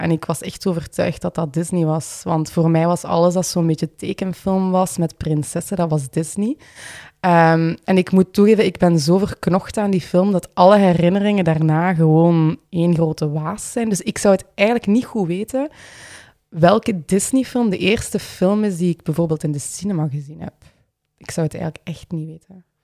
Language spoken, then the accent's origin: Dutch; Limburg, Flanders, Belgium; accent: Limburgish; moved away as an adult; now in Ghent, Belgium; dat ik van Limburg was. Misschien, dat is ook voor deze podcast, misschien dat verklaart mijn accent.